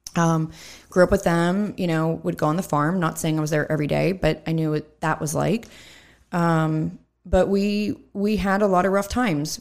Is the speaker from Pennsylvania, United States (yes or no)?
yes; Hempfield Township, Pennsylvania, United States; I grew up in Hemphill Township